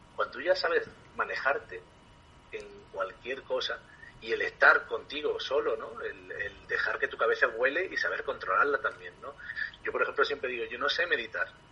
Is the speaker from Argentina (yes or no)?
no; Ardales, Andalusia, Spain; moved away as an adult; also born or lived in Thailand; tengo que llegar a Ardales, a mi pueblo en Málaga